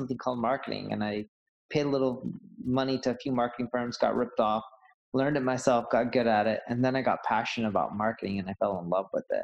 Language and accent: English; Orange County, California, United States; also born or lived in London; So when we were a little kid, my parents decided to move off all to, you know, Orange County, California. And that's where I ended up growing up.